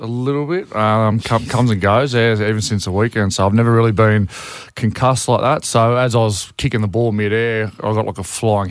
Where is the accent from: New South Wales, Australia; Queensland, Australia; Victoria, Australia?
Queensland, Australia; So I know I said that I'm a Queenslander